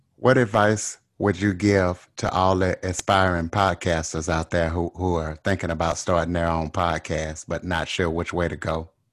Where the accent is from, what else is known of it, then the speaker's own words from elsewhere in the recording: Louisiana, United States; I'm from Louisiana, and I can definitely tell a, a Louisiana accent